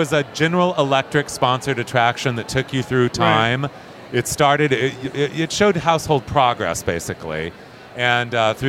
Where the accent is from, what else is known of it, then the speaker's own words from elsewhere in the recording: Ontario, California, United States; I grew up in Ontario, California.